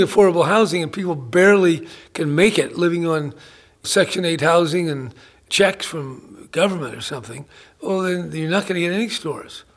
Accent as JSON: {"language": "English", "town": "San Francisco", "region": "California", "country": "United States", "tie": "born or raised there", "said": "growing up in San Francisco in, in the 40s and the 50s"}